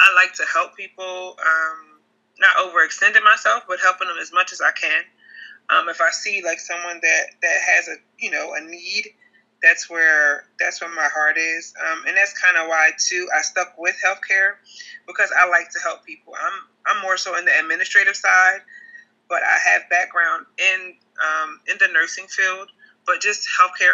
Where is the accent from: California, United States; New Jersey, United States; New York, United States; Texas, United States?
New Jersey, United States; Trenton; I am from Trenton, New Jersey. I've lived here all my life